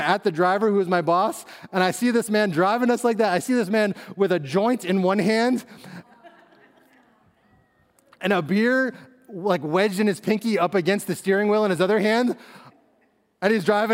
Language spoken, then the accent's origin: English; Northeast, United States; moved away as an adult; also born or lived in West Coast; move back to the Northeast where I was from and where my family, you know, still is